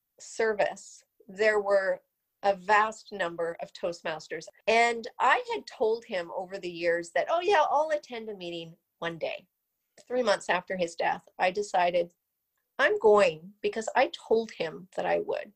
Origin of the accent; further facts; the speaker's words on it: Vancouver, British Columbia, Canada; I am from the outskirts of Vancouver, British Columbia. I was born and raised here, and I am truly a Canadian.